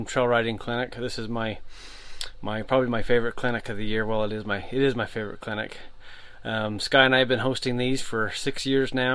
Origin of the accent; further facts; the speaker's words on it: Utah, United States; moved away; my home state of Utah